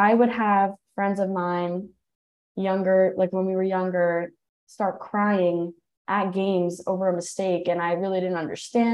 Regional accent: Long Island, New Hyde Park, Nassau County, New York, United States; I grew up on Long Island. I'm from Neuwy Park, Nassau County

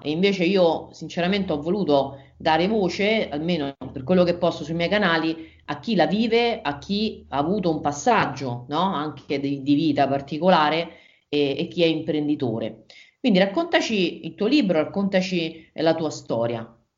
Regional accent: Rome, Lazio, Italy; io abitavo, sono di Roma, abitavo a Roma

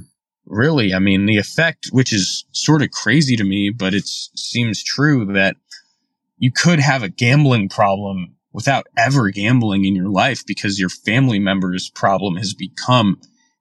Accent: Houston, Texas, United States; also born or lived in San Antonio; now in Dallas, United States; I grew up in Houston and then just went to Trinity for undergrad

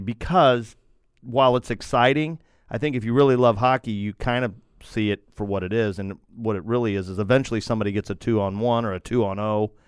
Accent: United States; I'm an American

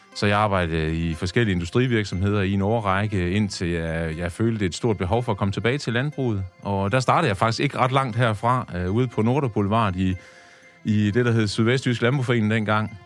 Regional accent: Tjæreborg, Southern Denmark, Denmark; Der er jeg født og opvokset

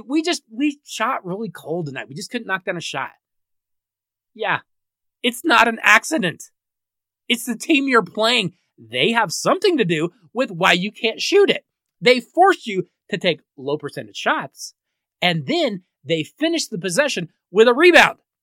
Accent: Denver, Colorado, United States; my hometown Denver

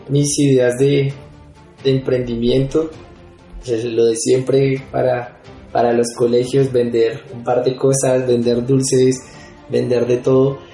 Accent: Bogotá, Colombia; yo soy de Bogotá. Eh, yo nací acá, mi familia es de acá.

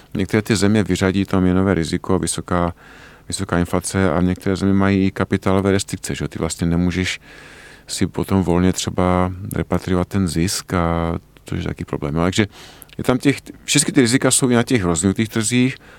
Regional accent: Czechia; my jako Češi známe naše české prostředí nejlépe

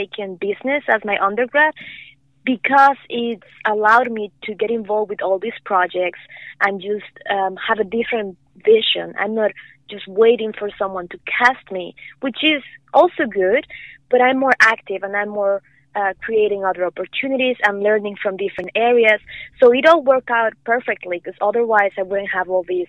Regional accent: Morelia, Michoacán, Mexico; moved away as an adult; also born or lived in Vancouver, Canada; now in Los Angeles, United States; I was born and raised in Mexico

